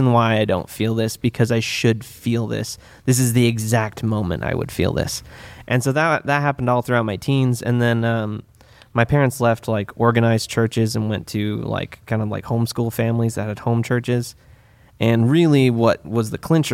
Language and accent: English; Santa Rosa, California, United States; also born or lived in Midwest; I grew up here in Sonoma County. I've like pretty much Santa Rosa, born and raised